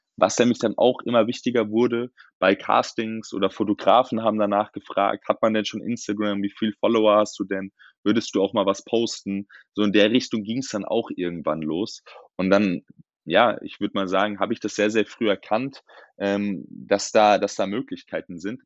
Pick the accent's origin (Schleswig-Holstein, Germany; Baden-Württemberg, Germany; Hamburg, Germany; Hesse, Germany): Hesse, Germany; Darmstadt; moved away as an adult; now in Frankfurt, Germany; ich bin in Darmstadt geboren